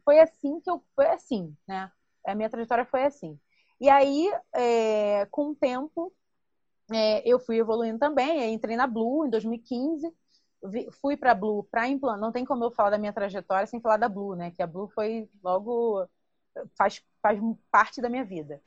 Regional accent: Baixada Fluminense, Rio de Janeiro, Brazil; eu sou oriunda da Baixada Fluminense

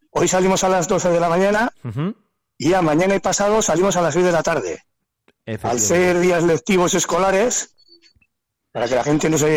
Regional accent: Castile and León, Spain; que, oh, es que yo soy de Soria, soy de un pueblecito, o sea, súper bien.

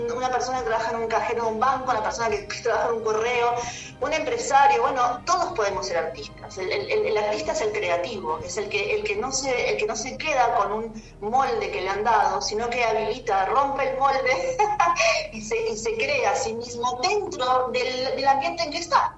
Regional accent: Buenos Aires, Argentina; moved away as an adult; also born or lived in Córdoba / Merlo, San Luis / Capilla del Monte; yo soy de Buenos Aires, nací en Buenos Aires

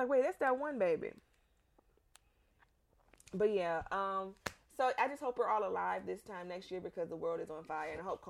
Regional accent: Florida, United States; I am from Florida.

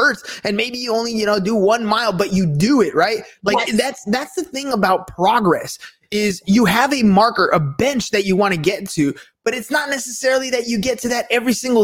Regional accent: United States; We're Mexican, yeah. But we've always never really said that. We've always said that we're American, right? Because we were born here

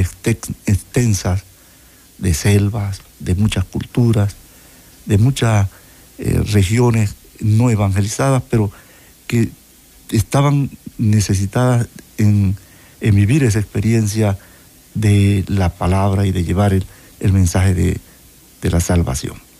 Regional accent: Panama; Soy panameño

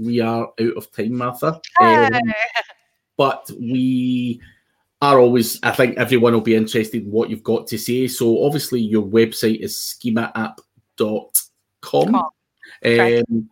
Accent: Glasgow, Scotland, United Kingdom; born or raised there

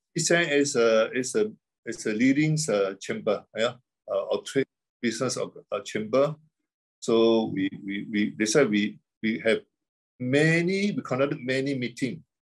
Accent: Terengganu, Malaysia; also born or lived in Canada; That's where I'm come from, my hometown.

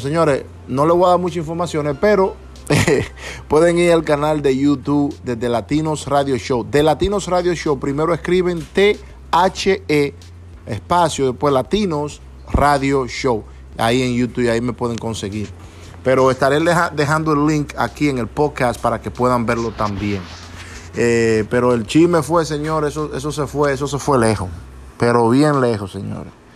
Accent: Montellano, Puerto Plata, Dominican Republic; also born or lived in New York, United States; now in Pennsylvania, United States; mi pueblo, Montellano, Puerto Plata, allá en República Dominicana

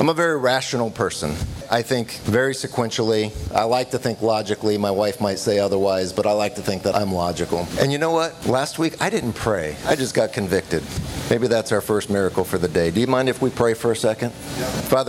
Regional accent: California, United States; moved away; So I come from California. I grew up on the left coast

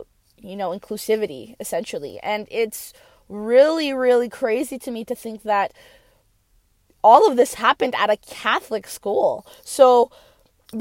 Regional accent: Brooks, Alberta, Canada; I grew up in Canada, more specifically in Brooks, Alberta. I spent like 17 years there.

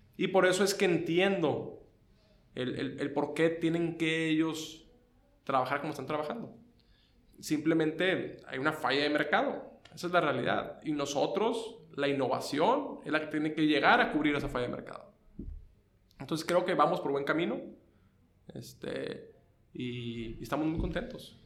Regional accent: Tamaulipas, Mexico; moved away as an adult; now in Tijuana, Mexico; yo soy de Tamaulipas

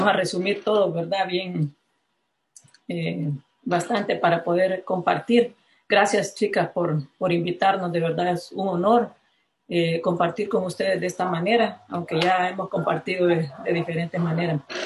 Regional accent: La Ceiba, Atlántida, Honduras; me cruzaba las tres avenidas principales de La Ceiba, de donde soy originaria

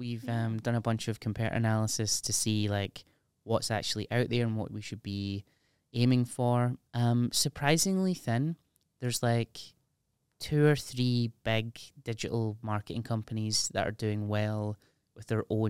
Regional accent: United Kingdom; There's something about being British that is so cringeworthy and embarrassing.

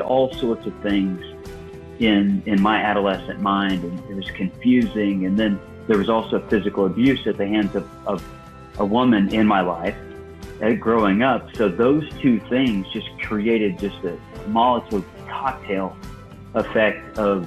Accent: Illinois, United States; I was born and raised in Illinois

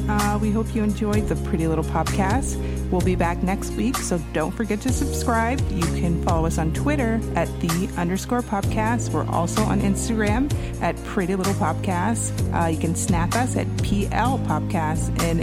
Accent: United States; as an American

